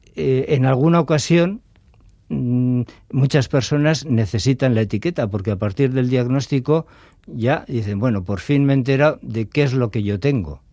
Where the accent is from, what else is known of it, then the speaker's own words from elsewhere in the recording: Getxo, Basque Country, Spain; moved away as an adult; soy nacido en Las Arenas y, viví toda la infancia y juventud allí, en, Las Arenas.